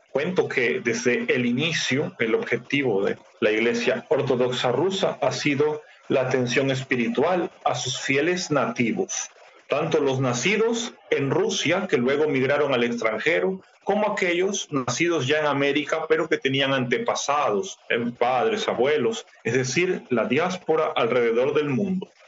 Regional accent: Ecuador; Debo decir que como muchos ecuatorianos y latinoamericanos en general, nací, crecí en un entorno católico romano.

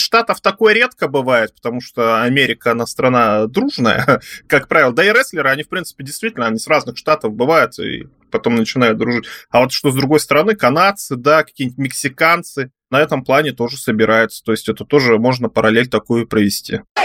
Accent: Tyumen, Tyumen Oblast, Russia; Я вот э, родился э, в Тюмени

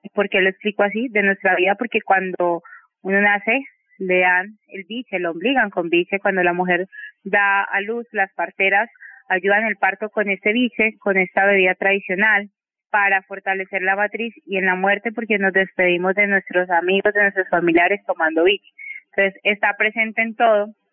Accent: Cali, Valle del Cauca, Colombia; Yo siempre digo que soy caleña con corazón guapireño porque siento que soy parte del territorio

